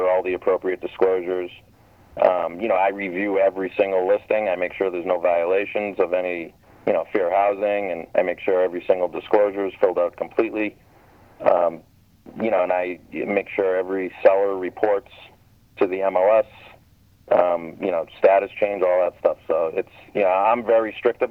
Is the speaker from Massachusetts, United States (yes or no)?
yes; Massachusetts, United States; I'm from Massachusetts